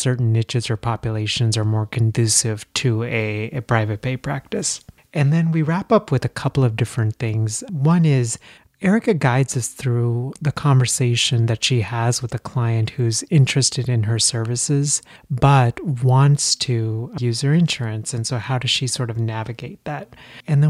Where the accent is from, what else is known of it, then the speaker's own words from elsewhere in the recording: Texas, United States; moved away as an adult; also born or lived in India; now in Philadelphia, United States; I spent most of my childhood and college years in Texas